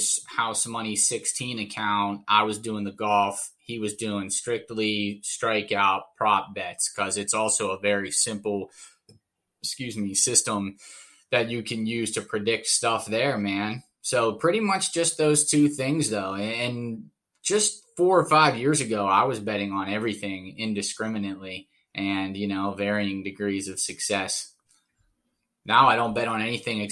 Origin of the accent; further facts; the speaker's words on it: small mill town outside of Pittsburgh, Pennsylvania, United States; I'm from Pittsburgh. I'm from like a small mill town outside of Pittsburgh